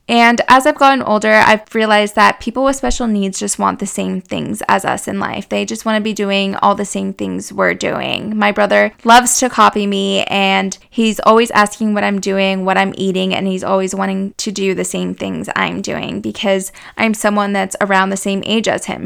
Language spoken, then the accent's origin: English; Boise, Idaho, United States; moved away as an adult; also born or lived in Houston, Texas / Montana; now in Texas, United States; I was born in Houston. In Texas, but was raised in Boise, Idaho.